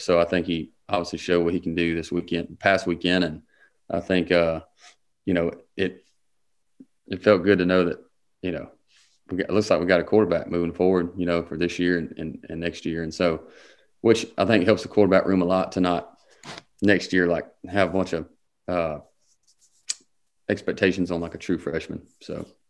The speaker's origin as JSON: {"language": "English", "town": "Harlem", "region": "Georgia", "country": "United States", "said": "I'm from Harlem, Georgia"}